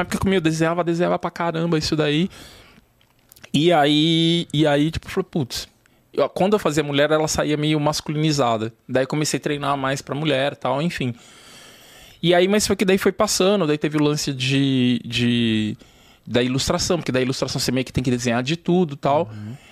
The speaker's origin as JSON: {"language": "Portuguese", "region": "São Paulo", "country": "Brazil", "tie": "born or raised there", "said": "Eu cresci na Zona Norte, a Vila Maria, ali pros lados. É, Parque Novo Mundo, Vila Sabrina."}